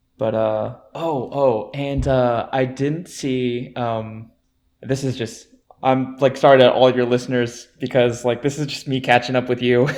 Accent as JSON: {"language": "English", "area": "near the Shenandoahs", "region": "Virginia", "country": "United States", "tie": "born or raised there", "said": "I grew up near the Shenandoahs."}